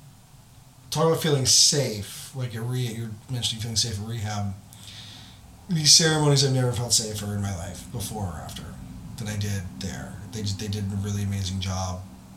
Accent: United States; as American

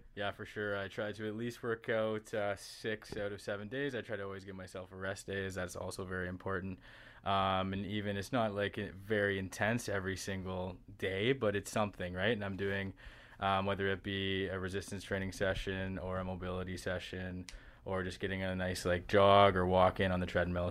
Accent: Stratford, Ontario, Canada; also born or lived in West Virginia; I'm local to the area, I'm from Stratford, Ontario

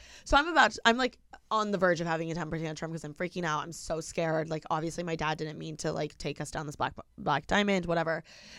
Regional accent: Indiana, United States; I'm like from Indiana.

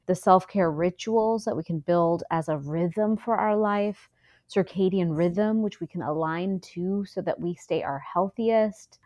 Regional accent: Houston, Texas, United States; also born or lived in India; So, I'm from Houston, Texas. I grew up kind of living in two worlds, India and Texas

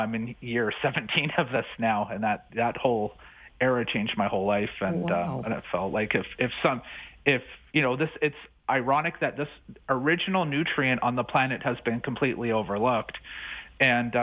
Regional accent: British Columbia, Canada; I'm originally from British Columbia

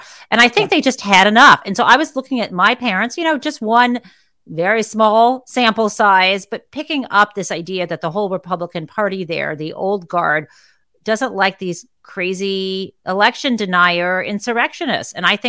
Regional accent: Michigan, United States; now in East Coast, United States; I grew up in Michigan

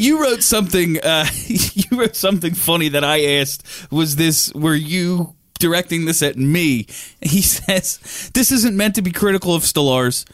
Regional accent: New Jersey, United States; I'm from Jersey. That's how we talk

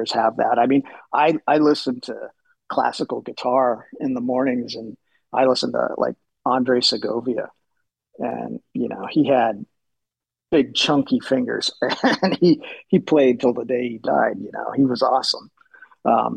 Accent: Seattle, Washington, United States; I was growing up in Seattle at that time

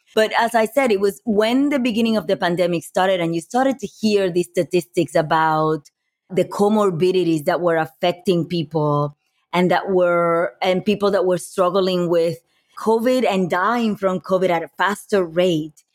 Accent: Puerto Rico; moved away as an adult; also born or lived in New York; now in Los Angeles, United States; growing up in Puerto Rico, I moved, uh, into, from Puerto Rico to New York when I was in my early twenties to go to college

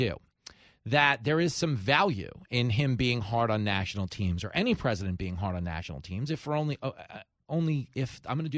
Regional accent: New York, United States; as a New Yorker

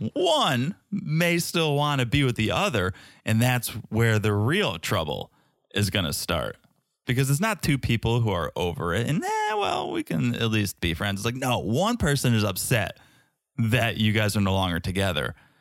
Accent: United States; as an American

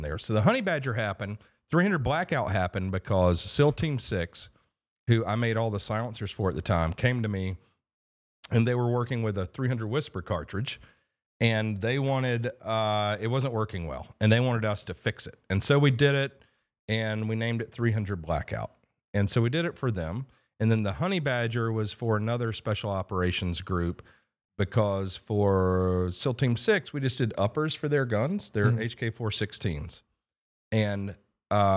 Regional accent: Morocco; moved away; I was born in Morocco

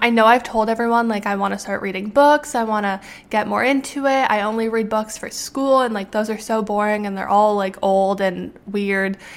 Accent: Canada; moved away as an adult; now in United States; because I'm Canadian, I obviously have to go through a lot of hoops to be able to be allowed to work in the US

